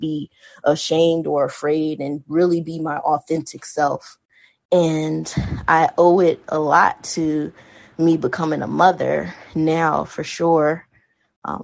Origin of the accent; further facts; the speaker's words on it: Hampton, Virginia, United States; growing up in Hampton City school system here